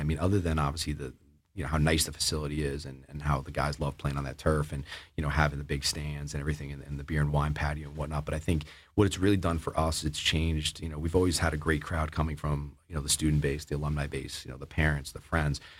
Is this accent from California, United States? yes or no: no; Oyster Bay, New York, United States; moved away as an adult; now in Massachusetts, United States; growing up on Long Island